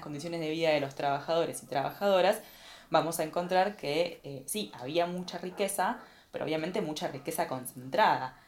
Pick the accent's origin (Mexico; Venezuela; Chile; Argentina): Argentina; como argentinos